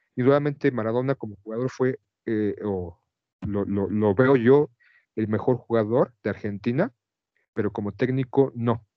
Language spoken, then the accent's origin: Spanish; Mexico; como un mexicano común y cualquiera